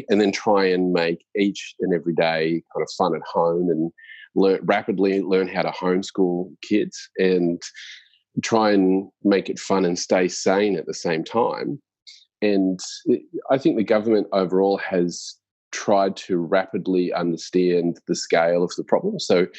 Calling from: Sydney, New South Wales, Australia; I'm calling in from Sydney. So I've moved to Sydney

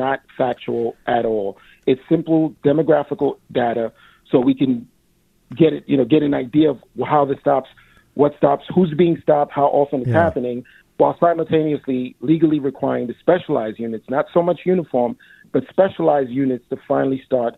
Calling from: New York City, New York, United States; I'm calling from East Flatbush. I'm a recently retired NYPD lieutenant

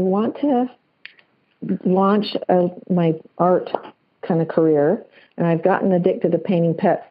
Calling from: Salt Lake City, Utah, United States; I'm calling from the Salt Lake City, Utah area.

